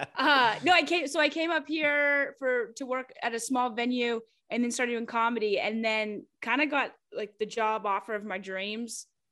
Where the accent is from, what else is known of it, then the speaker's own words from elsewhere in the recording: Kentucky, United States; moved away as an adult; now in Atlanta, United States; I'm from Kentucky